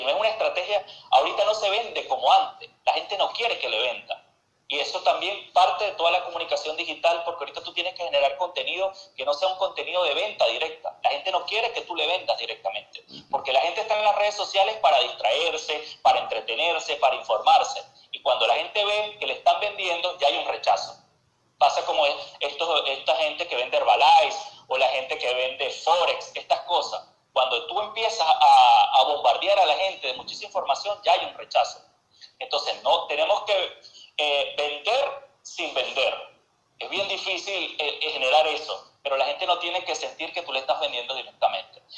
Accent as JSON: {"language": "Spanish", "country": "Venezuela", "moved": "as an adult", "lives_now": "Argentina", "said": "yo vengo de Venezuela"}